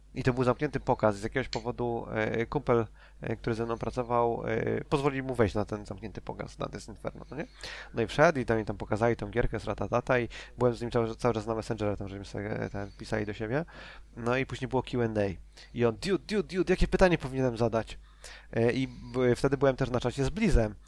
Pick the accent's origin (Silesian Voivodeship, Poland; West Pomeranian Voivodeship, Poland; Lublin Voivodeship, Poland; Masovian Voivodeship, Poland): Silesian Voivodeship, Poland; Częstochowa; ja jestem z Częstochowy